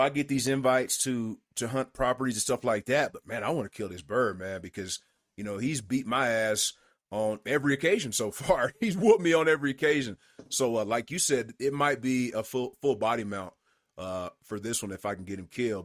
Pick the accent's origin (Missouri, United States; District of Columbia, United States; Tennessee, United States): Tennessee, United States; East; growing up in East Tennessee, I'd see elk